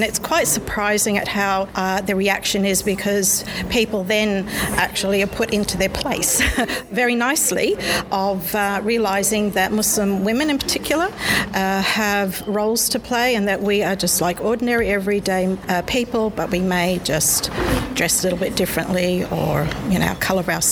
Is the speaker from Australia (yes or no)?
yes; Canberra, Australian Capital Territory, Australia; accent: broad Aussie; I'm from Canberra.